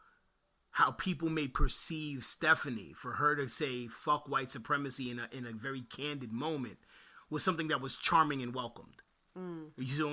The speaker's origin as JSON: {"language": "English", "region": "New York", "country": "United States", "said": "I'm from New York"}